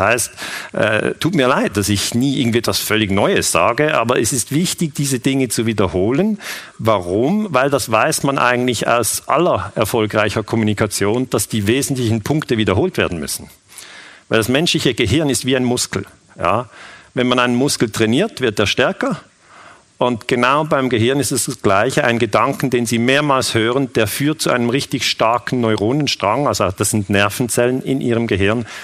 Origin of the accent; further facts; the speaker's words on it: Switzerland; ich bin 46 Jahre alt, ich bin Historiker, ich bin Friedensforscher, ich komme aus der Schweiz